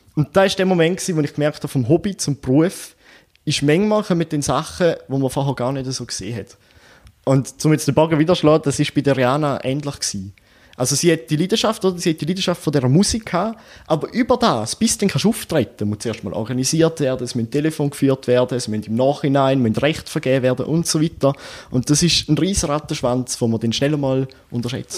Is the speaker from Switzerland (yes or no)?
yes; Eastern Switzerland, Switzerland; bei uns in der Ostschweiz